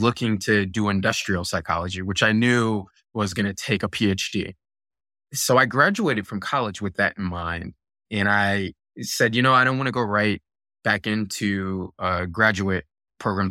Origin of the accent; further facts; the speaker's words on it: Virginia Beach, Virginia, United States; also born or lived in Buffalo, New York; when I was eight year eight years old, uh, my family moved to Virginia Beach, and I grew up in Virginia Beach